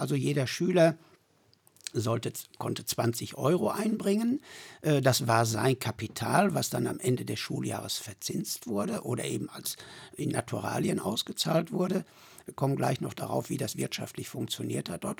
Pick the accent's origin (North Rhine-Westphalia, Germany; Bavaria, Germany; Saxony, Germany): North Rhine-Westphalia, Germany; Sögtrop; Ich bin 1953 in Söchtrop geboren, wohne auch Zeit meines Lebens